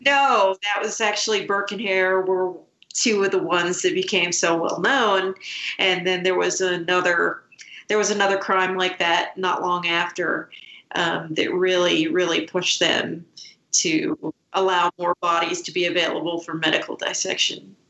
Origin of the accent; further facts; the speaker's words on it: Scotland, United Kingdom; I was born in Scotland.